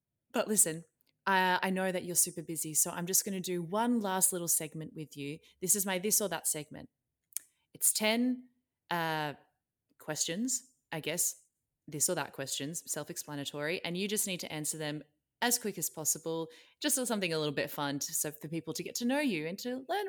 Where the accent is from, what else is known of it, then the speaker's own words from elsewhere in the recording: Melbourne, Victoria, Australia; now in Sydney, Australia; I grew up in Melbourne, but I live in Sydney now.